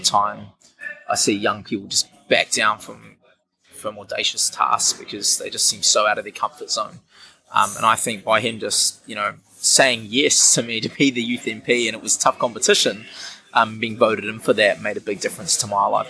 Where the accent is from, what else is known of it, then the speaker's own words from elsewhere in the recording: Wellington, New Zealand; also born or lived in Auckland, New Zealand; I'm from Wellington, New Zealand, which is an awesome place to be, of course. Yeah. Uh, spent my childhood growing up in Auckland, moved back here at about the age of 10